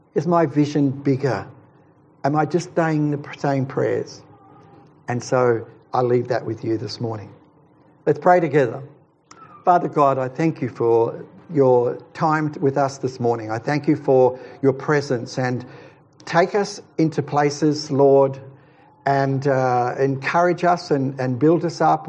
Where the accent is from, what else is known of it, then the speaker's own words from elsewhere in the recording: Queensland, Australia; moved away; also born or lived in Ulladulla, New South Wales; I'm a Queenslander, but I lived in New South Wales for a while, it was at Ulladulla.